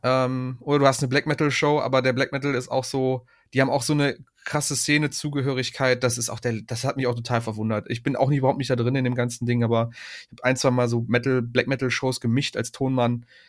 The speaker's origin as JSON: {"language": "German", "town": "Aachen", "region": "North Rhine-Westphalia", "country": "Germany", "said": "als Aachener"}